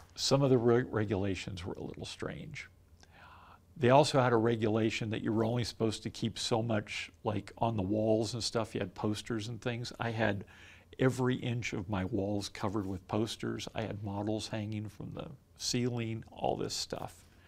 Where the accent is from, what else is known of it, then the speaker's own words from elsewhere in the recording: Southern California, United States; moved away; growing up in Southern California